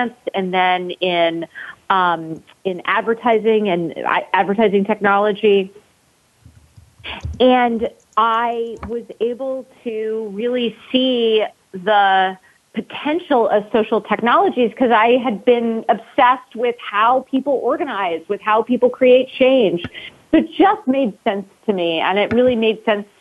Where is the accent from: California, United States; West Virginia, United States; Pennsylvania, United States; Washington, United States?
California, United States; Cupertino; But I am originally from Cupertino, California. So I grew up in the shadows of Apple Computer and Silicon Valley